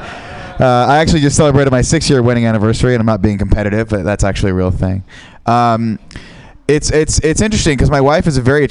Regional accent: San Francisco, California, United States; I am from San Francisco

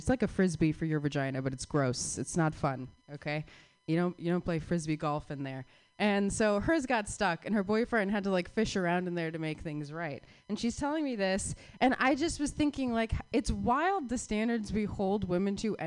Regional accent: Arizona, United States; moved away; I'm from Arizona

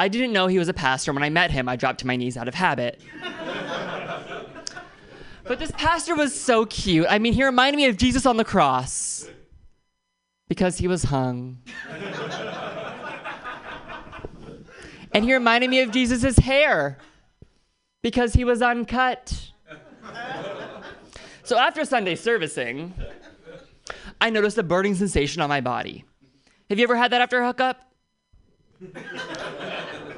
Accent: Oakland, California, United States; I'm from Oakland, which means I dodged 3 bullets

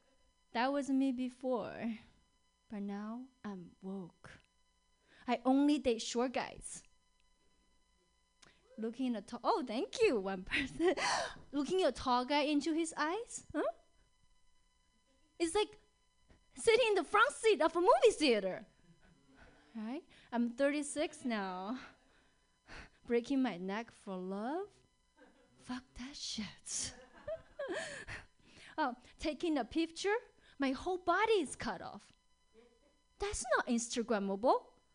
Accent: China; English is a second language; now in Seattle, United States; Because I grew up in China.

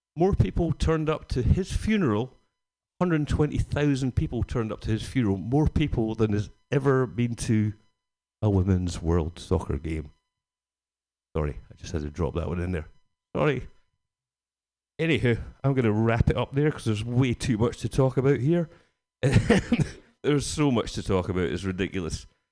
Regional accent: Scotland, United Kingdom; Being Scottish

